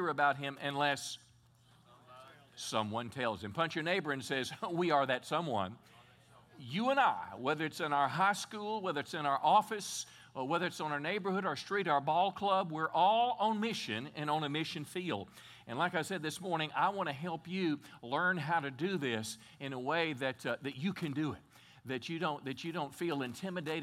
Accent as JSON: {"language": "English", "region": "Texas", "country": "United States", "said": "as a Texan"}